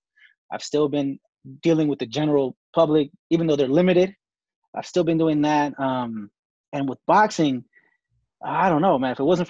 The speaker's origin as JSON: {"language": "English", "town": "Sacramento", "region": "California", "country": "United States", "tie": "born or raised there", "said": "Growing up in Sacramento"}